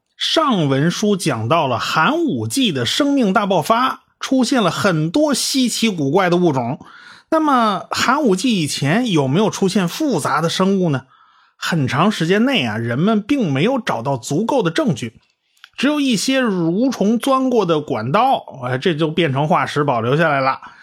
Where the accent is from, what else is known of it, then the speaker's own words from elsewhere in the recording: China; 我们中国人还是有一个更喜欢的名字